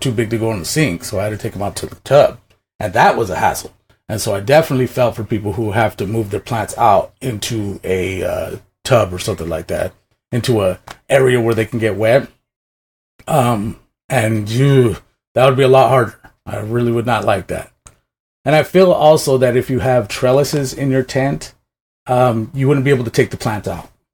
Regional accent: Washington, United States; I'm originally from Washington

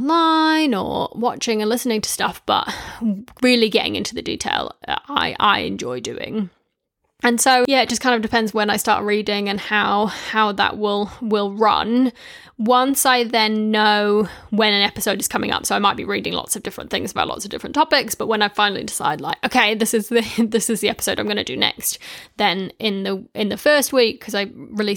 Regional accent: New Zealand; now in United Kingdom; I moved from New Zealand to the UK, and I originally got into podcasts because I could listen to New Zealand radio shows through the podcast app. So that was like a bit of nostalgia from home.

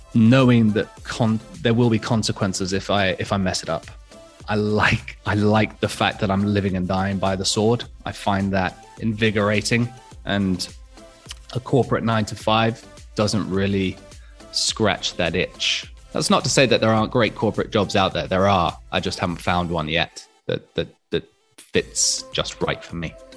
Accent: Hong Kong; I was born and raised in Hong Kong as a, as a fairly typical international school kid.

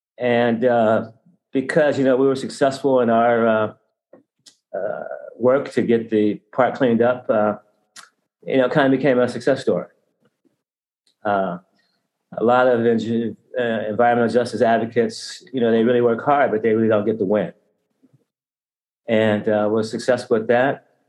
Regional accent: Pasadena, California, United States; Well, I was born and raised in Pasadena. I went to local schools, graduated from John Muir High School, and I went to PCC

